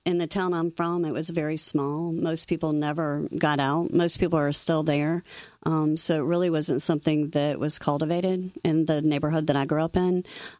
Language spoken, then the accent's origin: English; Nelsonville, Ohio, United States; moved away as an adult; also born or lived in Greeley, Colorado; now in South Carolina, United States; So I'm from Ohio, born and raised.